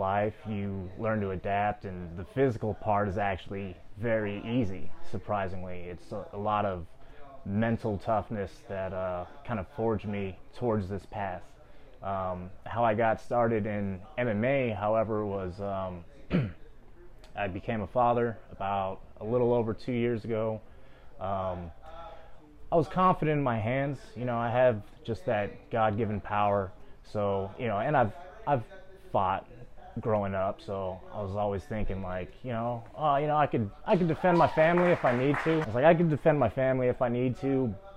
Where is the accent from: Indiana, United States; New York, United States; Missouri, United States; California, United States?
California, United States; San Bernardino; also born or lived in Los Angeles, California; I was raised, born and raised in San Bernardino, moved out to LA as a teenager.